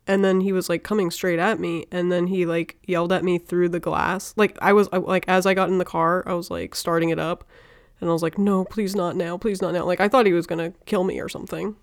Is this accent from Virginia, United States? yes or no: yes; Virginia, United States; I'm from Virginia.